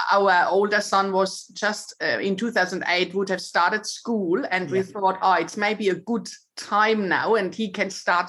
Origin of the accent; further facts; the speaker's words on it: Germany; moved away as an adult; So I'm originally from Germany and I had, you know, I was quite happy with my life there.